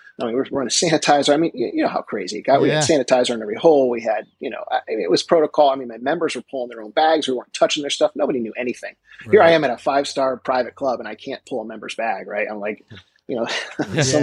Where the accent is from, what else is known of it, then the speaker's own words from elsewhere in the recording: Westchester, New York, United States; Now I'm from Westchester